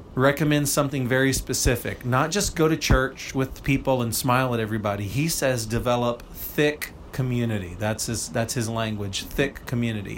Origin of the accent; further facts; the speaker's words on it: United States; American Christians